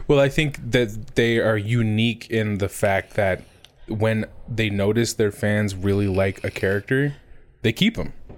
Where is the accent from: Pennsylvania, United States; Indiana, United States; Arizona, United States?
Arizona, United States; growing up in Arizona